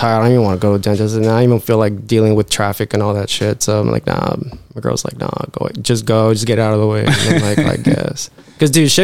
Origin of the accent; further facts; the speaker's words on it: Elsa, Texas, United States; also born or lived in Edinburg, Texas / McAllen, Texas; now in Weslaco, United States; I was born and raised in Elsa